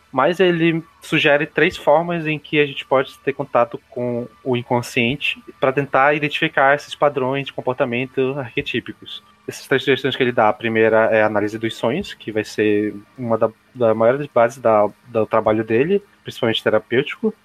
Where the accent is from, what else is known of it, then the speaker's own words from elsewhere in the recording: Amazonas, Brazil; accent: amazonense; a palavra que a gente consegue mais ver o sotaque amazonense é quando a gente fala sensação